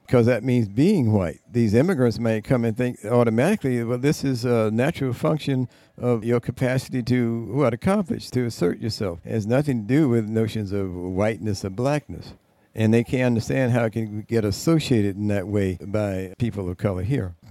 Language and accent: English; United States; being a American black person